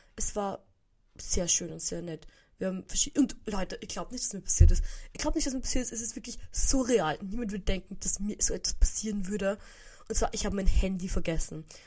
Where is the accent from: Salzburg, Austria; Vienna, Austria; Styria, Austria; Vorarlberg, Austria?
Vienna, Austria; bei uns in Wien gibt es so Böller ab, so ganz ein bisschen. Also, früher, als ich noch im 16. gewohnt habe